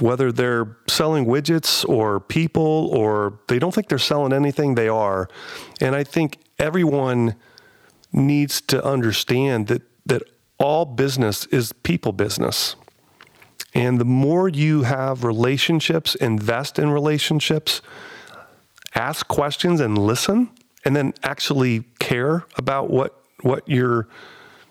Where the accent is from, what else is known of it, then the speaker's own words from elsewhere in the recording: Columbus, Ohio, United States; I'm from Columbus.